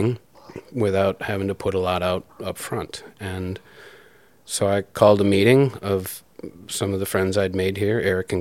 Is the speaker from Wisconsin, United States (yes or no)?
yes; Green Bay, Wisconsin, United States; also born or lived in Milwaukee, Wisconsin / Watertown, Wisconsin; now in Kenosha, United States; Always Wisconsin, but I was a boy in Green Bay